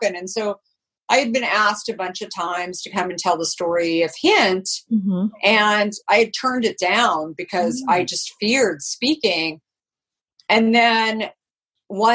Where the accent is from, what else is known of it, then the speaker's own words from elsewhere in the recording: Arizona, United States; moved away; also born or lived in New York; growing up in Arizona